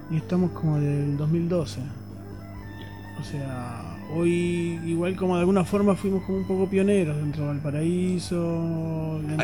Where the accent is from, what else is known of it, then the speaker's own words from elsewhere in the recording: Uruguay; now in Chile; Soy de Uruguay